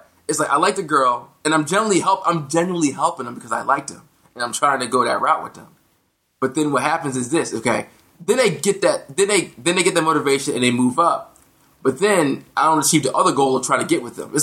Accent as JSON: {"language": "English", "country": "United States", "said": "as an American"}